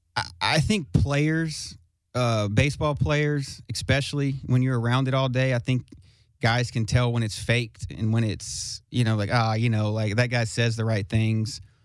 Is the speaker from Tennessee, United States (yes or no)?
yes; Smyrna, Tennessee, United States; I'm from Smyrna, Smyrna, Tennessee, which is not too far from here